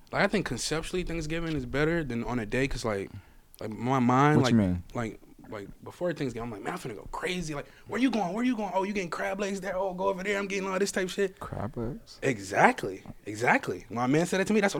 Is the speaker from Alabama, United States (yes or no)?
yes; Alabama, United States; moved away; But I'm from Alabama.